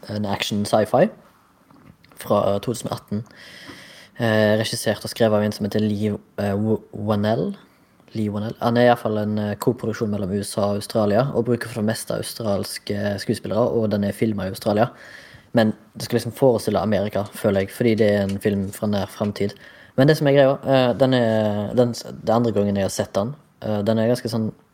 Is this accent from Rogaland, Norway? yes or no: yes; Haugesund, Rogaland, Norway; moved away as an adult; I dag representerer hjembyen min fra hjembyen min.